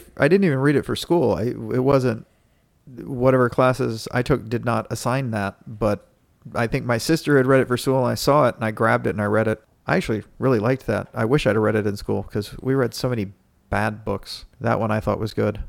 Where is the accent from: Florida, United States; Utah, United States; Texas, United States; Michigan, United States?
Texas, United States; Dallas; my city, Dallas